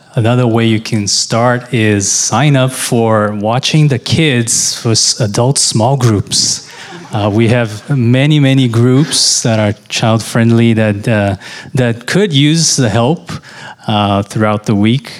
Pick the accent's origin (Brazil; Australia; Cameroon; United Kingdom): Brazil; moved away as an adult; now in United States; I came from Brazil. You know, I, lived there most of my life.